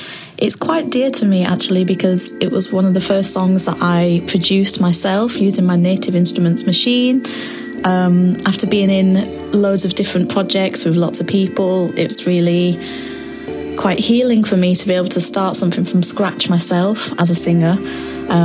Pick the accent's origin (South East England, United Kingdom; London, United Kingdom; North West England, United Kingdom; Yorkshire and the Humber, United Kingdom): Yorkshire and the Humber, United Kingdom; Huddersfield; I'm a singer from Huddersfield, West Yorkshire.